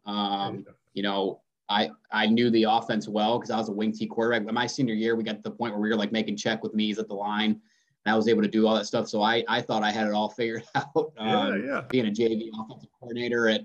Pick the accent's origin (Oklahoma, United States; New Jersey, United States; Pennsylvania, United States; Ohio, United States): Ohio, United States; near Bowling Green; also born or lived in Rochester, Michigan; went to Bowling Green State University, transferred there, and which is about 20 minutes from my hometown